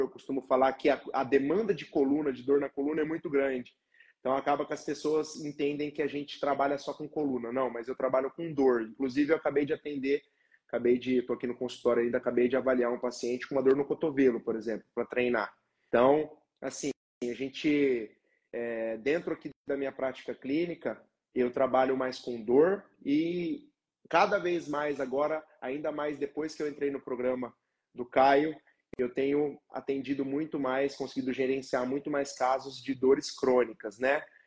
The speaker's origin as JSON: {"language": "Portuguese", "town": "Londrina", "region": "Paraná", "country": "Brazil", "tie": "born or raised there", "said": "eu sou natural aqui de Londrina, também trabalho aqui em Londrina"}